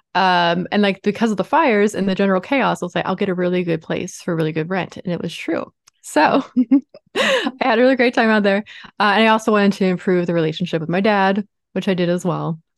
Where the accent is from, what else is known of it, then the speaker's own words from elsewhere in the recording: Baltimore, Maryland, United States; moved away as an adult; also born or lived in Los Angeles; I am from Baltimore, Maryland, in the States, uh, a very post-industrial town.